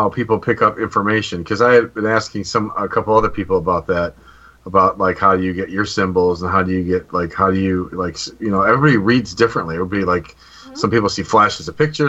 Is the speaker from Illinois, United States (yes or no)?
yes; Illinois, United States; I'm just from Illinois.